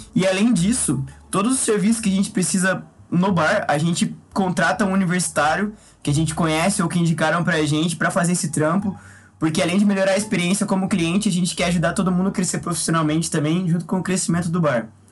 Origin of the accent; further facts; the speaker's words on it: Quatá, São Paulo, Brazil; moved away; sou natural de Quatá, interior de São Paulo